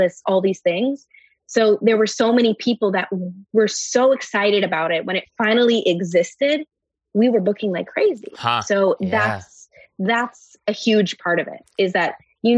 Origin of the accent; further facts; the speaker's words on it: Montreal, Quebec, Canada; I grew up in Montreal